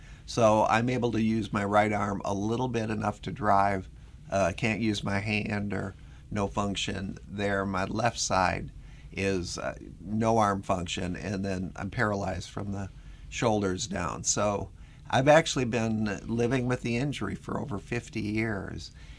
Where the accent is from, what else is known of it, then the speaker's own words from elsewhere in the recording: Minnesota, United States; accent: Minnesota; now in US South; I'm from Minnesota originally. If you can't tell from the accent, it's a little bit of a mixture of Minnesota with about 30 years of living down south on top of it.